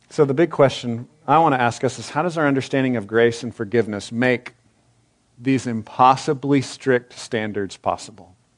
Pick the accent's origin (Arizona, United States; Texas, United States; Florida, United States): Texas, United States; I'm a Texan